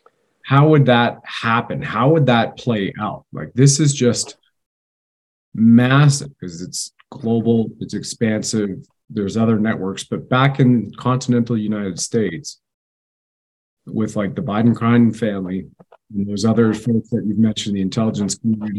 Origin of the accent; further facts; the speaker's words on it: Canada; Jack, as a Canadian, I haven't seen anything in American history